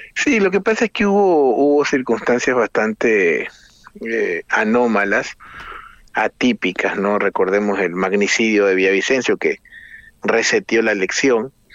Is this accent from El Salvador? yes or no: no; Ecuador